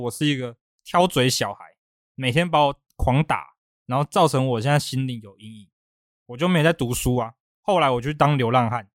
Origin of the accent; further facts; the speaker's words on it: Taiwan; 因为我是台湾的，我不是米其林的